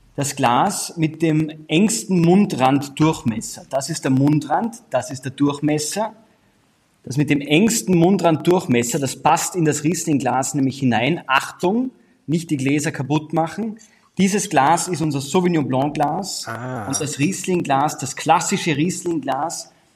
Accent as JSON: {"language": "German", "country": "Austria", "said": "meinem Heimatland Österreich"}